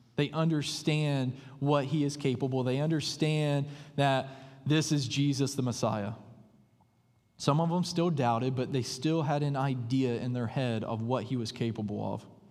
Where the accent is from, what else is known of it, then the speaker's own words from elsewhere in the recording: the buckle of the Bible Belt, the South, United States; moved away; I grew up in what is known as the buckle of the Bible Belt